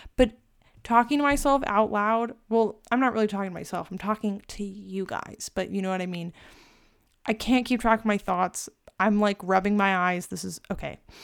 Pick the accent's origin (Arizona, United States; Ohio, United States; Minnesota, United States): Arizona, United States; I'm from Arizona, so I don't really experience, like, the cold.